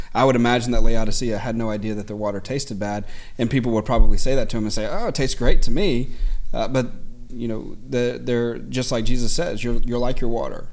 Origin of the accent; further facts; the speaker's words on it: South Louisiana, United States; growing up in South Louisiana